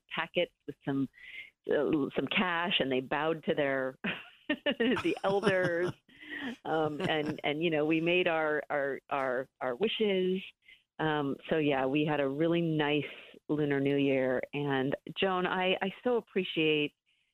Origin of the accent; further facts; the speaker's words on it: Carmichael, California, United States; moved away as an adult; also born or lived in Washington, D.C.; growing up in Carmichael, California, outside of Sacramento